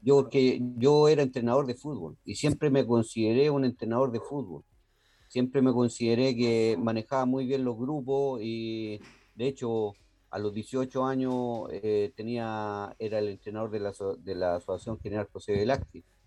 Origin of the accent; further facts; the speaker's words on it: Santiago, Santiago Metropolitan Region, Chile; a los 14 años yo dirigía el Italia en eh, los campeonatos de Estación Central eh, de barrio de baby fútbol